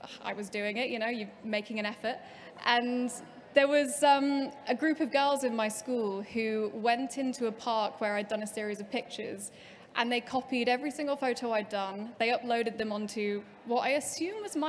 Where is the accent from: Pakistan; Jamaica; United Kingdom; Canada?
United Kingdom; Preston, North West England; I grew up in the Northwest in Preston